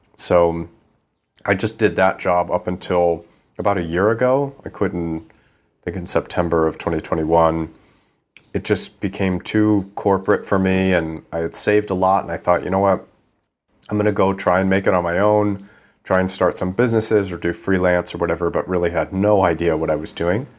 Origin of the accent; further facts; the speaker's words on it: Midwest, United States; moved away as an adult; also born or lived in East Coast; now in Thailand; I grew up in the Midwest, and my dad is a, an airline pilot, commercial airline pilot